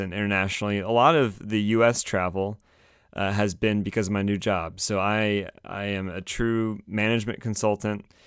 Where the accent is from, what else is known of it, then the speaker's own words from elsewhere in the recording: Raleigh, North Carolina, United States; I'm from Raleigh